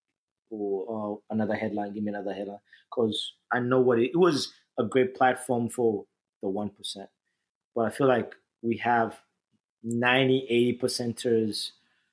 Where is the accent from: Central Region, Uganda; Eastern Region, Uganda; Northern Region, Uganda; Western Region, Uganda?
Central Region, Uganda; Kampala; also born or lived in New Jersey; now in West New York, United States; I'm from Kampala, Uganda